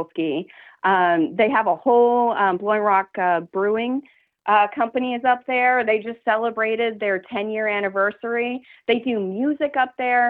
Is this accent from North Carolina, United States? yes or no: yes; Boone, North Carolina, United States; also born or lived in Chapel Hill, North Carolina; born and raised in Boone, North Carolina